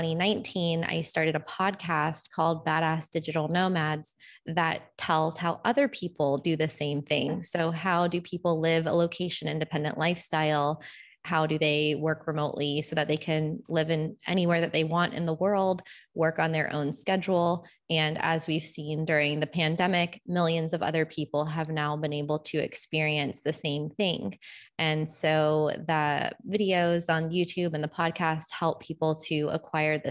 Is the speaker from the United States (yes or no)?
yes; Florida, United States; moved away as an adult; I'm from Florida originally, and I have been living abroad pretty much full time since the early 2000s.